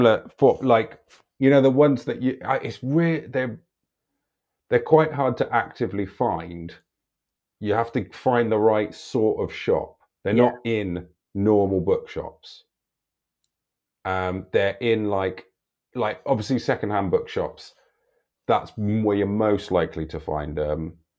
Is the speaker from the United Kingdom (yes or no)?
yes; London, United Kingdom; I was from London.